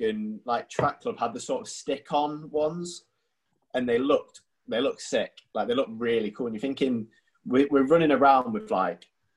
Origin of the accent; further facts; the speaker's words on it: North East England, United Kingdom; I'm from the Northeast.